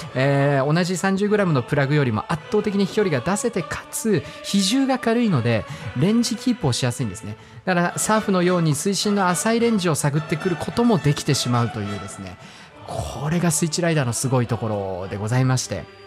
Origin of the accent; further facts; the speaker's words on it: Hokkaido, Japan; 僕が北海道出身ということがありますから